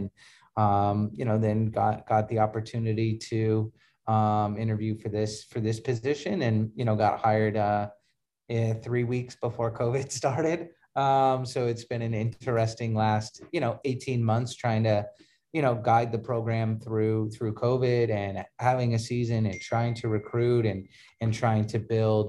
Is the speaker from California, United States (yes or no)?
yes; Huntington Beach, California, United States; also born or lived in Detroit; I was born in Detroit, Michigan. And then moved to California when I was about five or six. And then grew up in Huntington Beach.